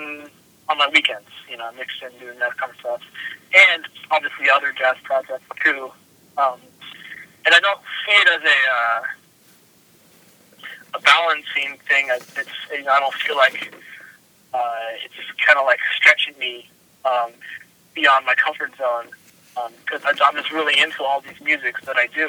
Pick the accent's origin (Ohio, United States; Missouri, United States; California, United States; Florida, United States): Missouri, United States; Kansas City; I'm from Kansas City